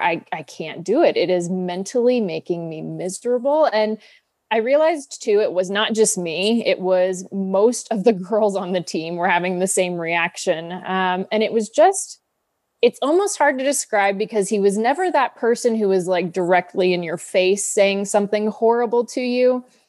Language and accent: English; Kansas City, United States; I grew up in Kansas City, so very Midwestern upbringing